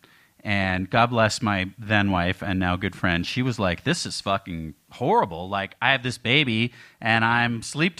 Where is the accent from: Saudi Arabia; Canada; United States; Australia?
Canada; moved away; being Canadian